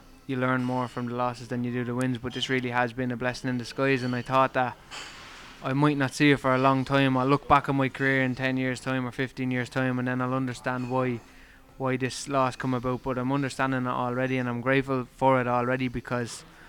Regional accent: Ireland; moved away as an adult; now in Liverpool, United Kingdom; I'm Irish

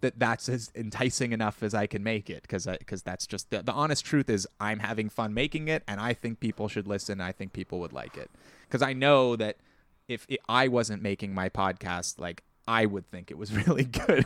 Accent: Ontario, Canada; accent: Canadian; Ontario; I was very conscious of having a Canadian accent and I still am

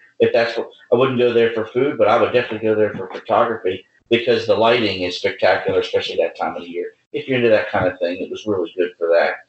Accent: United States; We're American.

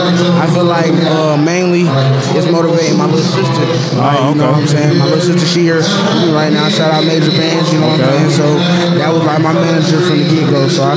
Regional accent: Atlanta, Georgia, United States; Well, shit, man, I'm from Atlanta, so

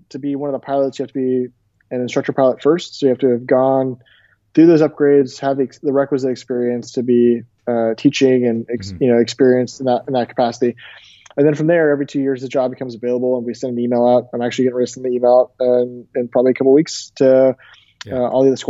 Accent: Tampa, Florida, United States; I went to the show in my hometown, Tampa, Florida

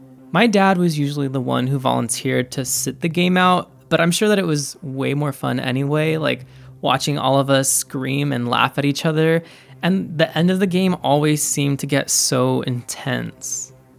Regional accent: Highland, California, United States; more than just your typical suburb of LA. But to me, it's so much more than that. I actually loved growing up in Highland.

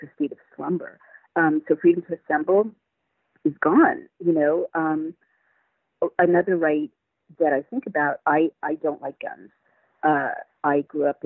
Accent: United States; As an American

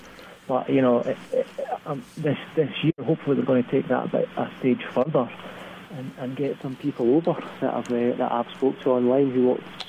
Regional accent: Scottish Borders, Scotland, United Kingdom; accent: thick Scottish; I'm certainly not American. Yes, I'm born and raised in the Scottish borders.

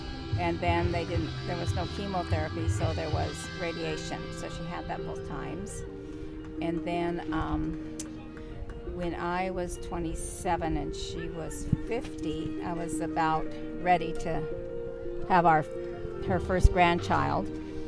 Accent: Portland, United States

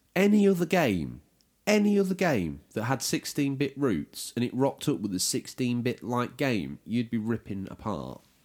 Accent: United Kingdom; we are British

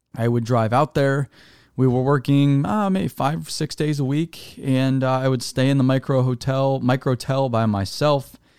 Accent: Arizona, United States; I'm from Arizona

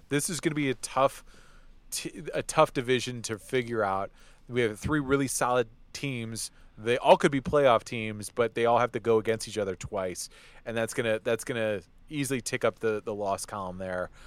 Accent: Detroit, Michigan, United States; my hometown Lions

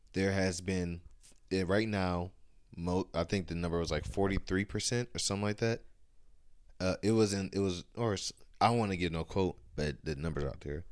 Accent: Ohio, United States; we from Ohio. I'm from Ohio

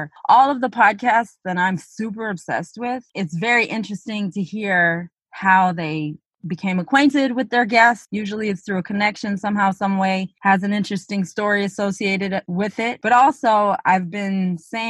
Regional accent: Northern Ontario, Canada; we grew up in Northern Ontario, Canada, and there's six of us

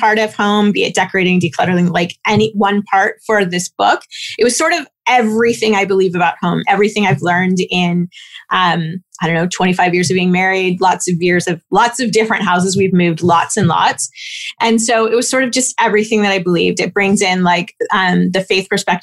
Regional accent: Toronto, Ontario, Canada; I was born in Toronto

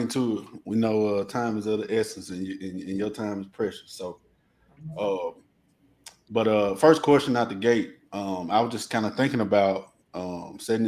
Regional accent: North Mississippi, United States; where we from, you know, you can catch a lot of flack for, you know, being from Coldwater or, you know, being from Senatobia

